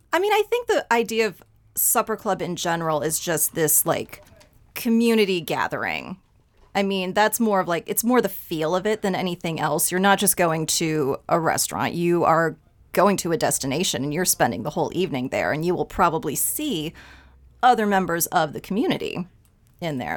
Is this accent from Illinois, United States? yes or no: yes; Dixon, Illinois, United States; I grew up in Dixon, about two hours west of Chicago